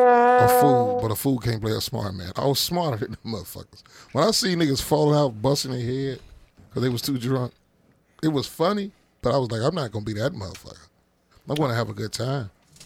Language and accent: English; Chicago, Illinois, United States; No, I'm from Chatham.